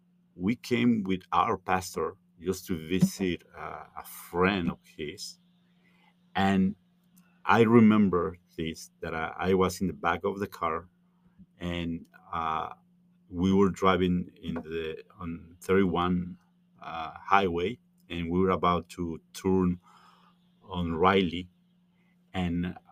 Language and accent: English; Mexico City, Mexico; moved away as an adult; also born or lived in Chicago; now in Holland, United States; I'm from Mexico City. I grew mm-hmm. up in Mexico City. I moved to the U.S. when I was 18 years old